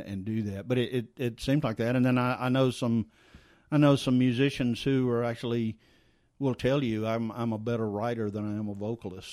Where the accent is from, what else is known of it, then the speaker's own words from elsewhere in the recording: South Louisiana, United States; accent: Cajun French; moved away; I grew up in South Louisiana, and every time I go back to South Louisiana, if I'm there for any period of time, I come back and I'm speaking with this this Cajun French accent